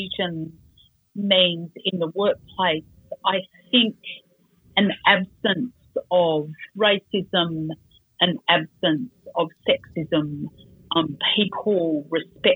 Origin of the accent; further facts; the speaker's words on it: Sydney, New South Wales, Australia; I grew up on Dharawal country in Sydney next to the beach at Cronulla.